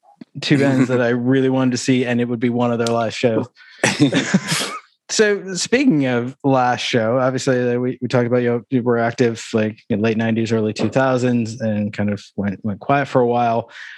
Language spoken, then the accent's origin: English; Syracuse, New York, United States